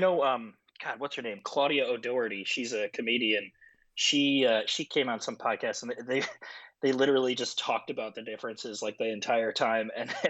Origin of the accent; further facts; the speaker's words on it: Chicago, Illinois, United States; suburban Chicago is where I grew up.